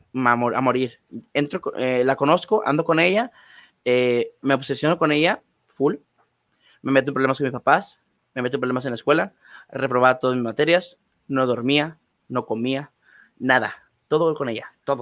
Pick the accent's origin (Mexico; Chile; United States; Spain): Mexico; Cadereyta Jiménez, Nuevo León; yo soy de ahí